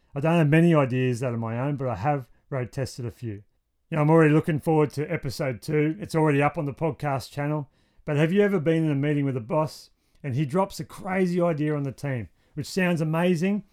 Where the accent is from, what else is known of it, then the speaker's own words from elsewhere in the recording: Wollongong, New South Wales, Australia; my hometown of Wollongong's pretty great. That's where we live